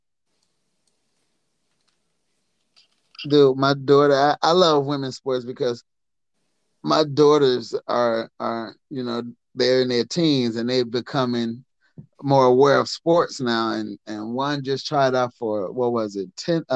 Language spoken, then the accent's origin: English; Milwaukee, Wisconsin, United States; I'm from Milwaukee